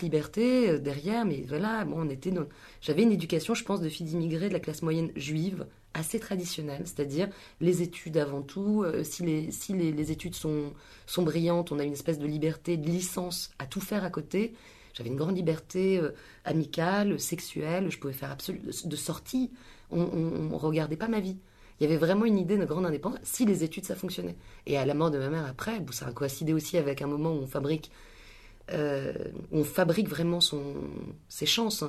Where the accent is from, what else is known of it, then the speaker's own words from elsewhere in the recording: Paris, Île-de-France, France; À Paris, dans le 13e, dans le sud, dans le sud du 13e